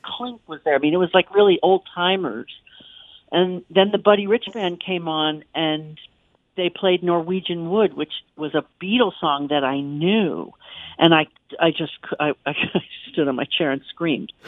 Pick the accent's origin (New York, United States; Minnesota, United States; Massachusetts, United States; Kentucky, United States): New York, United States; Yonkers; Yonkers, which is my hometown